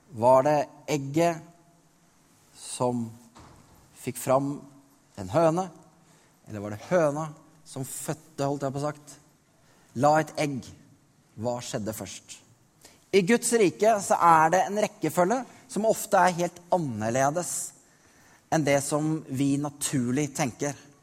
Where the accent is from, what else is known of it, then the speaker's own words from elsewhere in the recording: Norway; Jeg er født i Norge